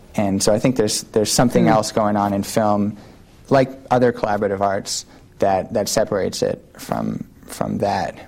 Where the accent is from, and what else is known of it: New York City, New York, United States; born or raised there; moved away as an adult; also born or lived in Brooklyn; now in San Francisco, United States